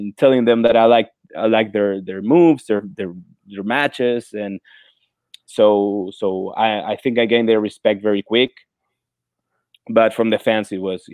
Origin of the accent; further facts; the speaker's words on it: Santiago, Santiago Metropolitan Region, Chile; English is a second language; moved away as an adult; now in Florida, United States; Santiago de Chile, my hometown